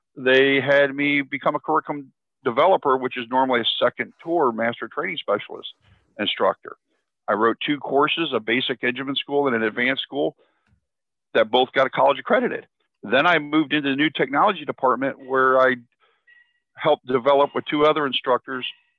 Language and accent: English; outside of Chicago, then southwestern Michigan, Midwest, United States; I grew up in the Midwest, outside of Chicago, then southwestern Michigan.